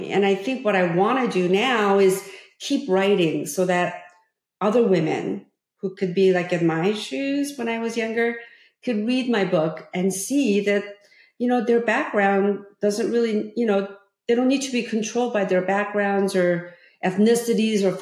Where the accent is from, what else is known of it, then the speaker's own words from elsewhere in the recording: California, United States; growing up in Orange County, you know, as, as, as a young teenager, um, I met so many people who went on to college and I had better grades than they did.